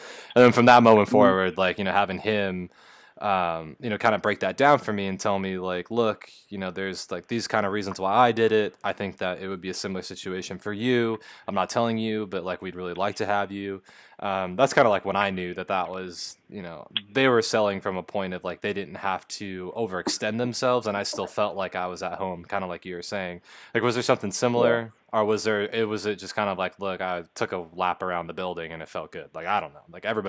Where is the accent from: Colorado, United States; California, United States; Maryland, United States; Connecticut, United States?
California, United States; I'm coming from Southern Cal, and we played teams that had a bunch of, you know, 4 or 5-star guys